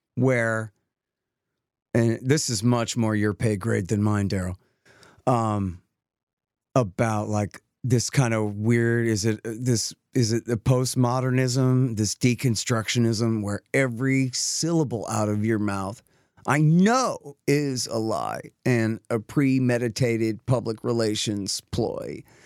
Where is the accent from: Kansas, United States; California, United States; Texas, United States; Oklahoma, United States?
Texas, United States; I'm a kid from Texas